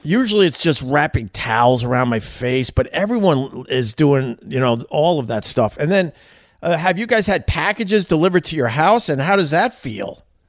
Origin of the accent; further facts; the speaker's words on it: Long Island, New York, United States; moved away as an adult; now in New York City, United States; I'm from Long Island originally, but I live in New York City since 9/11